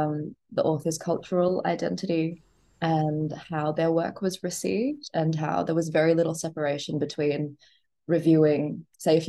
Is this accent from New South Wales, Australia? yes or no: no; Gold Coast, Queensland, Australia; because I grew up on the Gold Coast in like the 90s and early 2000s, my father's Punjabi, my mother's Chinese.